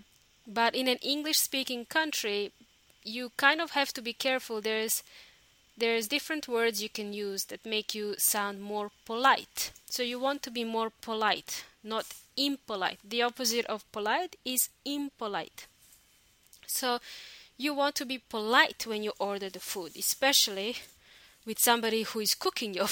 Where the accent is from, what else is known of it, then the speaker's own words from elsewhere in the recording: Australia; moved away as an adult; also born or lived in New Zealand; now in Chile; in my home country, Australia, and also New Zealand. I used to live in New Zealand for a long time